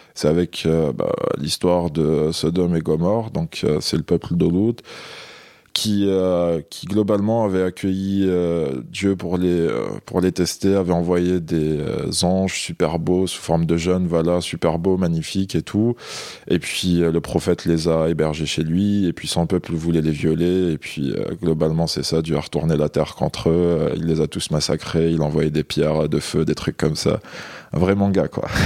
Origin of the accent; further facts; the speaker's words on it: Algeria; moved away as an adult; now in France; je suis né en Algérie. J'ai grandi là-bas.